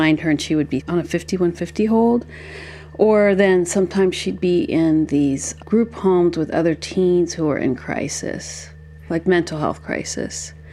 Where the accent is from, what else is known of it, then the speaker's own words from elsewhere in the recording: Berkeley, California, United States; I was born and raised in Berkeley, California